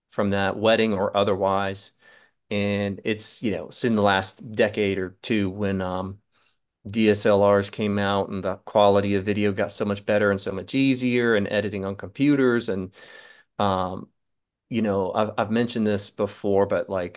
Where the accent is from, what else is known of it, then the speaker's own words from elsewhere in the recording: Charleston, South Carolina, United States; I grew up in Charleston, South Carolina